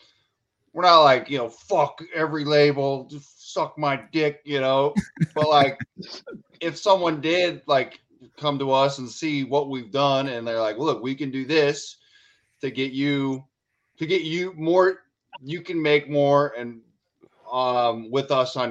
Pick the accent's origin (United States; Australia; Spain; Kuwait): United States; Idaho; I'm from Idaho.